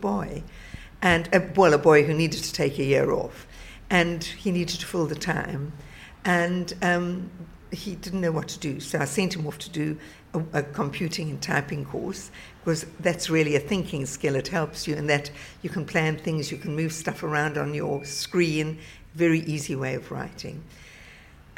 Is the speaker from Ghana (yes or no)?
no; South Africa; moved away as an adult; now in England; I grew up in South Africa, where we grew up